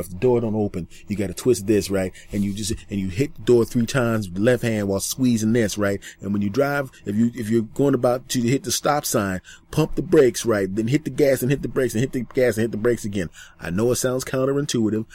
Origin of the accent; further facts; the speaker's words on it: Philadelphia, Pennsylvania, United States; I was in Philadelphia, my hometown at the time.